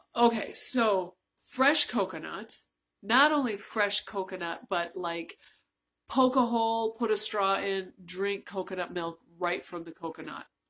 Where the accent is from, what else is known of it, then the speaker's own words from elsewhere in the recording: United States; I'm from the United States